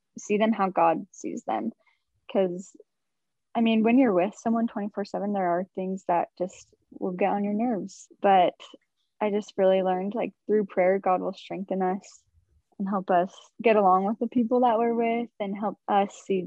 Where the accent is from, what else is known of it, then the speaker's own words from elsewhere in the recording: Sandy, Utah, United States; I'm from Sandy, Utah